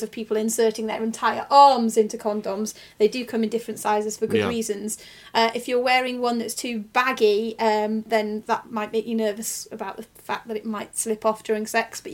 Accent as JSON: {"language": "English", "town": "Macclesfield", "region": "North West England", "country": "United Kingdom", "tie": "born or raised there", "said": "my hometown of Macclesfield."}